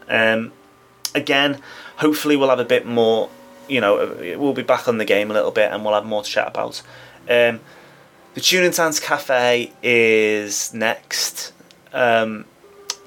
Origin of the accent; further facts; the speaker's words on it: United Kingdom; Being British